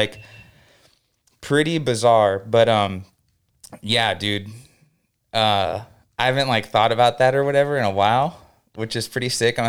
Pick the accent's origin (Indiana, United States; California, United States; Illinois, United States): California, United States; Norco; It was like this brand new high school in my little town I grew up in Norco. There's like 30,000 people.